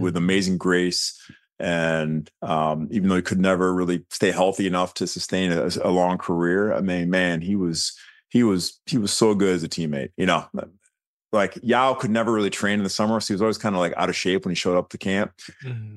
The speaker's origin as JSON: {"language": "English", "town": "Birmingham", "region": "Michigan", "country": "United States", "tie": "born or raised there", "moved": "yes", "said": "I grew up in Birmingham, suburb of, of Detroit"}